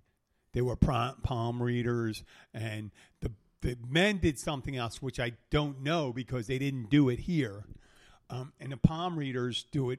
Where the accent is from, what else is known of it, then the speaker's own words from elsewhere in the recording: Philadelphia, Pennsylvania, United States; When I was growing up in Philadelphia, there was a family, guys, and they are Irish Catholic. I'm Irish Catholic